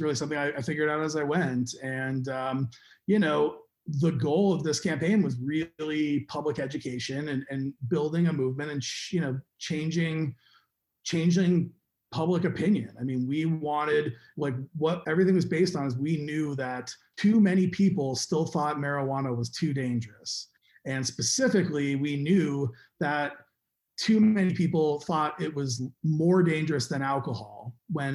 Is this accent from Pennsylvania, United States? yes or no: no; Arizona, United States; moved away; also born or lived in Colorado; Arizona, which my home state